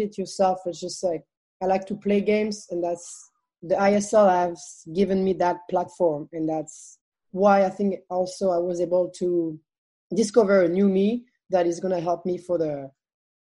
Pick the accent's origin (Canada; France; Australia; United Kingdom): France; English is a second language; moved away as an adult; also born or lived in Texas; coming from France to Texas